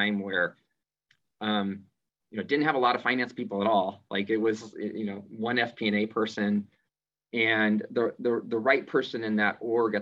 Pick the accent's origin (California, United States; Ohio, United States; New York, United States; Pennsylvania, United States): California, United States; San Jose; I grew up in the Bay Area in San Jose